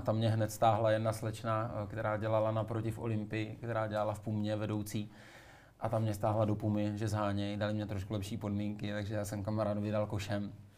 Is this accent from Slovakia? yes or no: no; Moravská Třebová, Pardubice Region, Czechia; Moravská Třebová